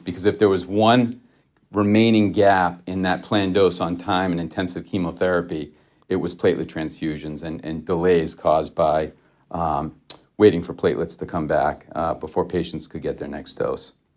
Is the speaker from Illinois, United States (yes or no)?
no; Grafton, Massachusetts, United States; also born or lived in Worcester, Massachusetts; I was born in Worcester, Massachusetts, uh, and raised in a small town right south of Worcester called, uh, called Grafton, Massachusetts.